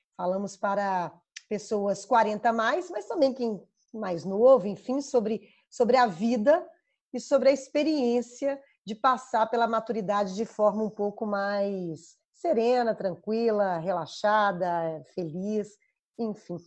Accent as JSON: {"language": "Portuguese", "town": "Belo Horizonte", "region": "Minas Gerais", "country": "Brazil", "tie": "born or raised there", "accent": "mineiro", "said": "sou mineira, nascida e criada em Belo Horizonte. Dá para ver pelo sotaque, eu imagino"}